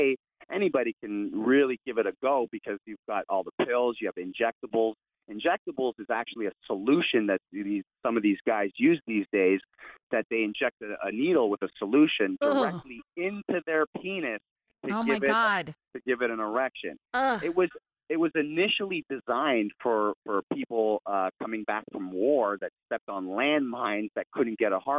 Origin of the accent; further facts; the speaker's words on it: Toronto, Ontario, Canada; moved away as an adult; also born or lived in California; I was born and raised in Toronto, Canada